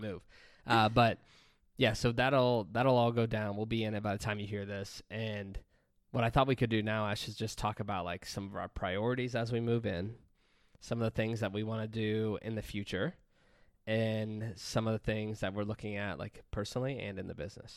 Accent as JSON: {"language": "English", "region": "Pennsylvania", "country": "United States", "tie": "born or raised there", "moved": "yes", "said": "we bought a house in Pennsylvania in my hometown"}